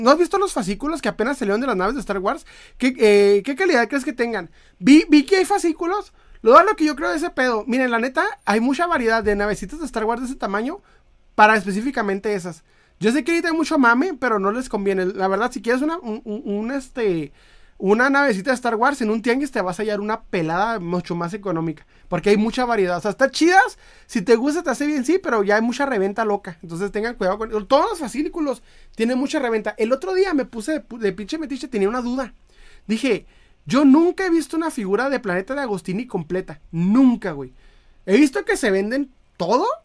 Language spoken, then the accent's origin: Spanish; Chiapas, Mexico; born there; now in Monterrey, Mexico; yo nací en Chiapas y no hay nada que tianguis, no hay de tianguis. Cuando vine a, a, vivir a Monterrey me asombré de todo esto.